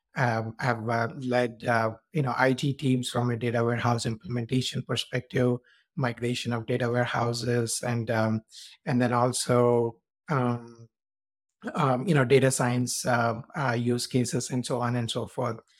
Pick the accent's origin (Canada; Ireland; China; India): India; moved away as an adult; now in United States; I was born in India, and then I came to U S for my master's